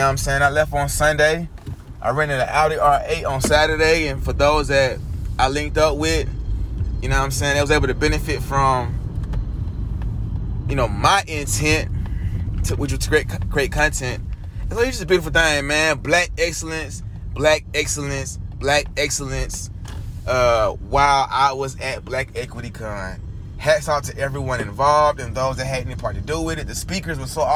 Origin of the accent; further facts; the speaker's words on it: Atlanta, Georgia, United States; moved away as an adult; now in California, United States; I'm from Atlanta, you know, Black Mecca